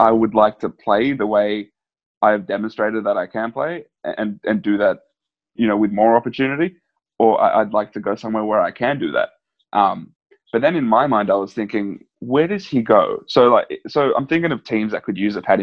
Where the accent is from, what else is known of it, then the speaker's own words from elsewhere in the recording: Australia; as an Australian